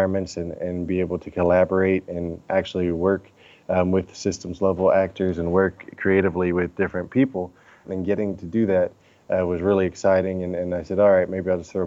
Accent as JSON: {"language": "English", "town": "Oakland", "region": "California", "country": "United States", "tie": "born or raised there", "said": "Oakland, my hometown"}